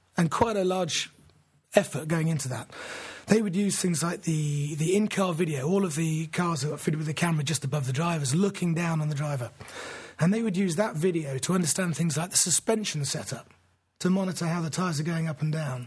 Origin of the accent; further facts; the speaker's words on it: England, United Kingdom; as an Englishman